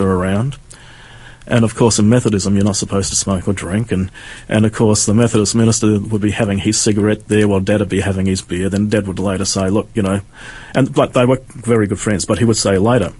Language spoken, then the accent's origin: English; Yorke Peninsula, South Australia, Australia; also born or lived in Adelaide; I was brought up on York Peninsula, which is in South Australia, in a little country town until I was about 9 years old, 10 years old